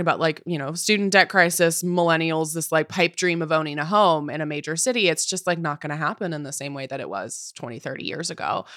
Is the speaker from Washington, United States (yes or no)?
yes; Puyallup, Washington, United States; moved away as an adult; now in New York, United States; the property I could afford was in my hometown, was in Puyallup, Washington